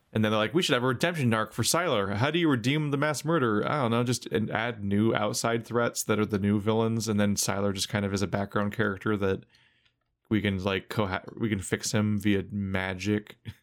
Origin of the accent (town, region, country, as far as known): United States